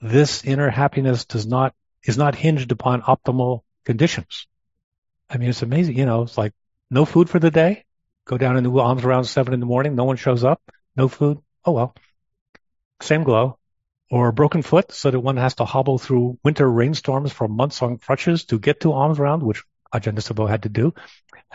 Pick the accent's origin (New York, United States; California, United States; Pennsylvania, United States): New York, United States; I grew up in Long Island Sound, grew up with sailboats